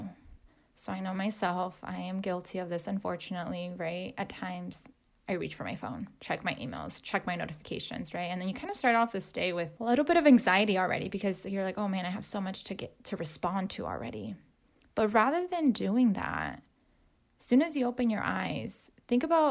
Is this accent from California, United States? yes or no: yes; Southern California, United States; now in Salem, United States; I'm from Southern California. So I am now in Salem, Oregon